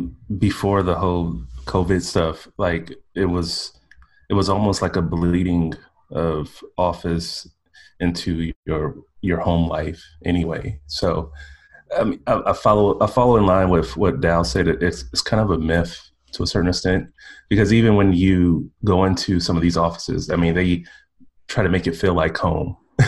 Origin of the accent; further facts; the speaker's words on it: Midwest, United States; And plus I come from a working class background, so I don't think I'm West Coast fancy. I'm from the Midwest.